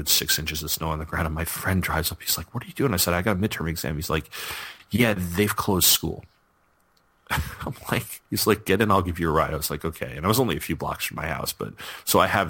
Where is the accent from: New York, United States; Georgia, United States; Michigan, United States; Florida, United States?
New York, United States; Sayville; moved away; you guys know I'm from New York